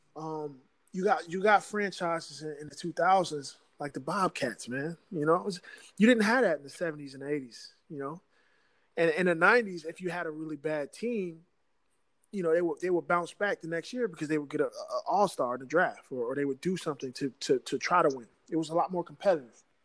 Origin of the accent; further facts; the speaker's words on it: Virginia, United States; moved away; also born or lived in New Jersey; I'm originally from Virginia.